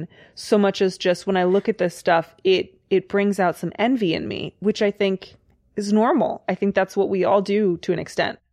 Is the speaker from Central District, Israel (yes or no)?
yes; Kfar Saba, Central District, Israel; I'm from Israel, a town called Kfar Saba